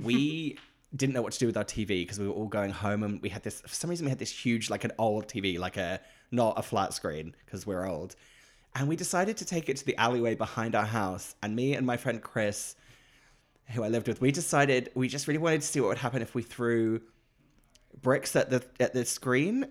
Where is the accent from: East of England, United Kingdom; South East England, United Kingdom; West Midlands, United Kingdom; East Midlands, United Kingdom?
East of England, United Kingdom; Great Yarmouth; where I grew up in Great Yarmouth.